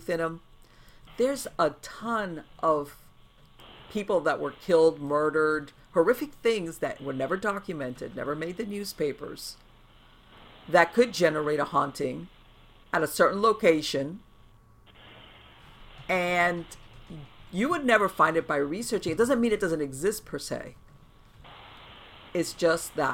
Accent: Miami, Florida, United States; I was born and raised in Miami

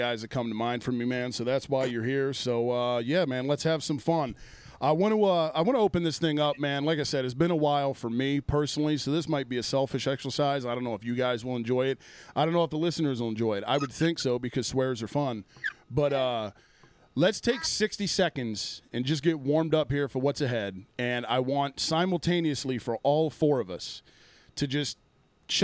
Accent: Pennsylvania, United States; moved away; my home state of Pennsylvania

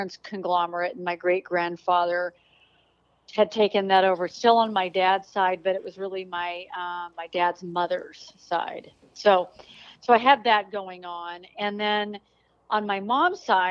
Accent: Denver, Colorado, United States; now in Texas, United States; I grew up in Denver, Colorado

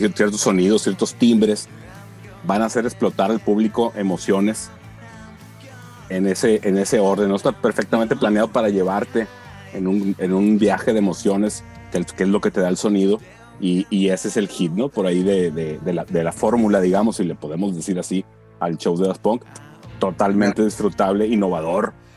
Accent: Sinaloa, Mexico; yo que soy de Sinaloa

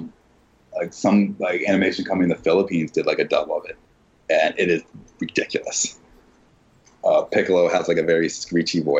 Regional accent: Philadelphia, Pennsylvania, United States; I'm from Philly

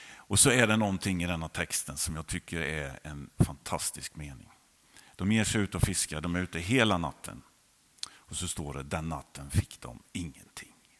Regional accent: Jönköping County, Sweden; also born or lived in Hovslätt; Jag är uppvuxen i Andreaskyrkan på den sidan, numera Fjällstugan

